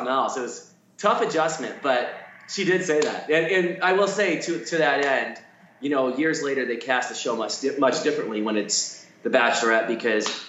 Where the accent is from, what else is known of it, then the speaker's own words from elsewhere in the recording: Detroit, Michigan, United States; I'm born and raised in Detroit